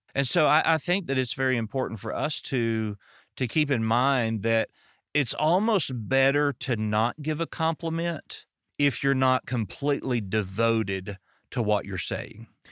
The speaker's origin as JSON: {"language": "English", "region": "American South", "country": "United States", "accent": "southern"}